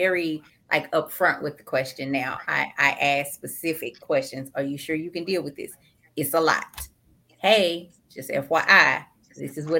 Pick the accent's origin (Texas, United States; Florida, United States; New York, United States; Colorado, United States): Texas, United States; about an hour south of Dallas; my hometown is about an hour south of Dallas.